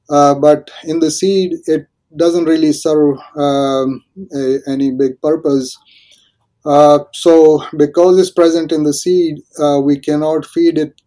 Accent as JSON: {"language": "English", "country": "India", "tie": "born or raised there", "moved": "as an adult", "lives_now": "Texas, United States", "said": "I was born in India. I grew up there. I did my schooling and bachelor's and master's degree in India. And I grew up in the rural part of India"}